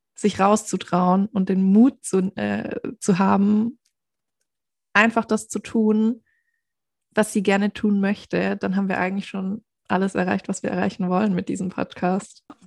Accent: near Stuttgart, Baden-Württemberg, Germany; accent: Swabian; Ich komme nämlich aus der Nähe von Stuttgart

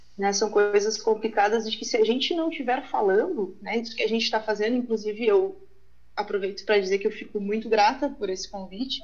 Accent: Uruguaiana, Rio Grande do Sul, Brazil; now in Lajeado, Brazil; Eu sou de Uruguaiana, né? Faz um tempo que eu vim aqui para a região

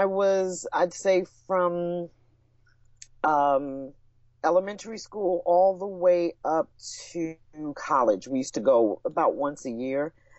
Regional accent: New York, United States; also born or lived in Florida; born and raised in New York

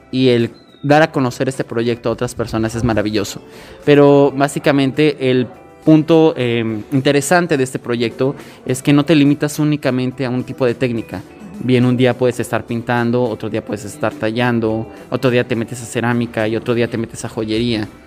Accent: Oaxaca, Mexico; es uno de los orgullos más grandes que como zapotecas y como oaxaqueños podemos tener.

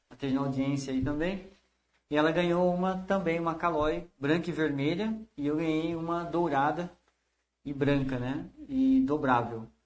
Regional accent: Americana, São Paulo, Brazil; então eu sou nascido em Americana e eu morava na Cariobinha.

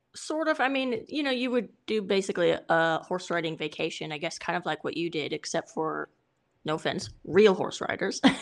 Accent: California, United States; I'm Californian

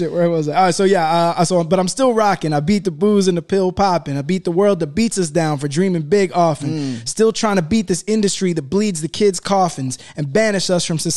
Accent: United Kingdom; I was very happy because I'm British.

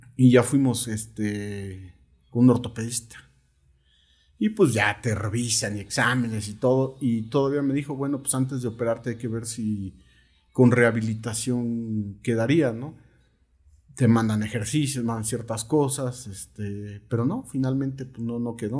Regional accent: Coacalco, State of Mexico, Mexico; born or raised there

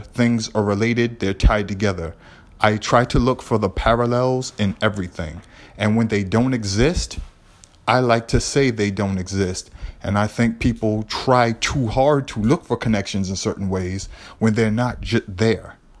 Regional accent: Boston, Massachusetts, United States; I'm from Lower Roxbury

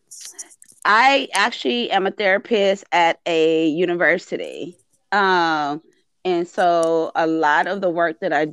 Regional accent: Compton, California, United States; I remember growing up in Compton and going to school in Compton

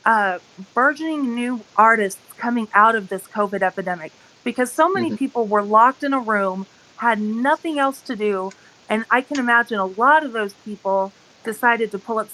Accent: Austin, Texas, United States; now in Midwest, United States; originally from Austin, Texas, but living in the Midwest now

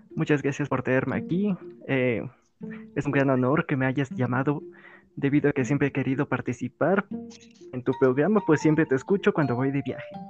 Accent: Mexico; mi país natal, México

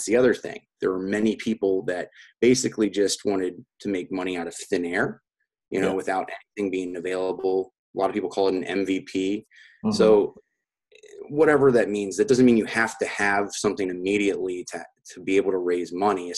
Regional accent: United States; I'm from the United States

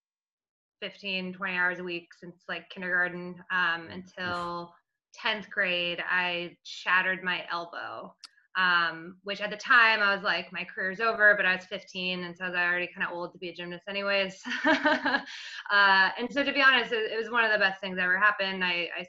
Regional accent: Virginia near DC, United States; I grew up in Virginia near DC, so the DC metropolitan area

